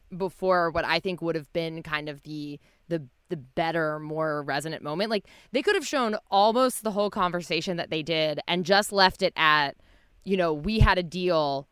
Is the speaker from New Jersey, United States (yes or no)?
yes; New Jersey, United States; growing up in New Jersey